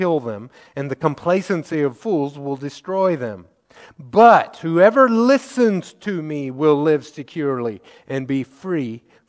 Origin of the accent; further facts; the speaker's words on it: Missouri, United States; I grew up in Missouri